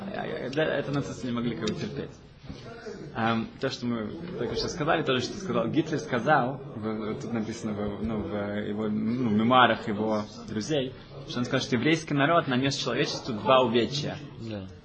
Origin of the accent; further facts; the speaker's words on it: Germany; я из Германии